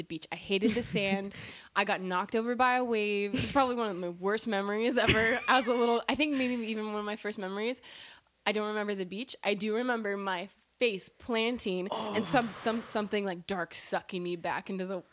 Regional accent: Santa Cruz, California, United States; I grew up here in Santa Cruz

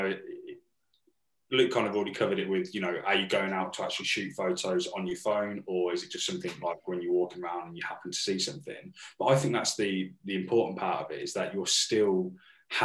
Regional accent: Northampton, East Midlands, United Kingdom; we're from Northampton.

